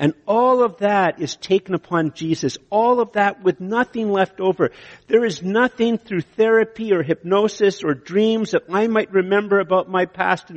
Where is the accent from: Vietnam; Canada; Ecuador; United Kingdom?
Canada; I'm Canadian